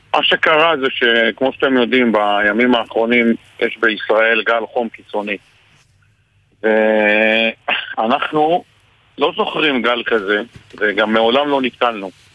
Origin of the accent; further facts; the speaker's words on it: Margaliot, Northern District, Israel; אני בן 55, גדלתי, נולדתי במרגליות